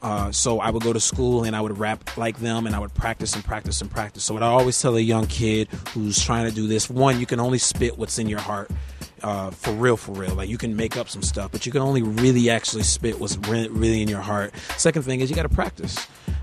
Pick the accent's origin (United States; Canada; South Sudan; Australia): United States; Virginia; also born or lived in Maryland / Washington, D.C. / Germany; I grew up in Virginia, Maryland, D.C. I spent most of my time in Germany because my parents were in the military, so my worldview is pretty large.